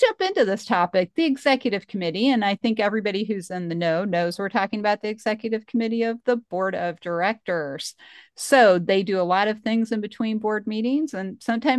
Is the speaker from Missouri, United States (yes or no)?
yes; Missouri, United States; I'm from Missouri